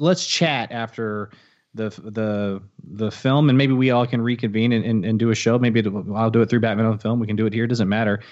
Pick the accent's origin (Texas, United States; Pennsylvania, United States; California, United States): Texas, United States; I'm a Texan